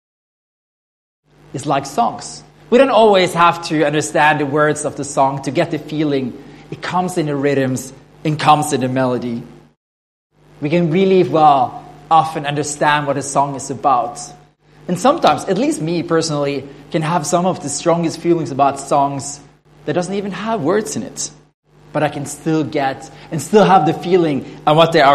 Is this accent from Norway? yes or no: yes; Norway; first language Norwegian; English is a second language; now in Sydney, Australia